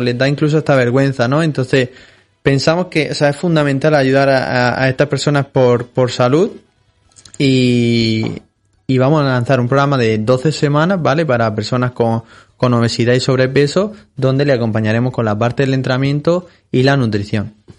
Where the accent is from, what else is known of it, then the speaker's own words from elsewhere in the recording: Molina de Segura, Region of Murcia, Spain; yo también soy de Molina de Segura, como él